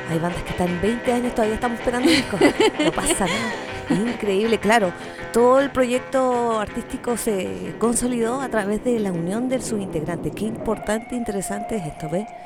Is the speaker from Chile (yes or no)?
yes; Chiloé, Los Lagos, Chile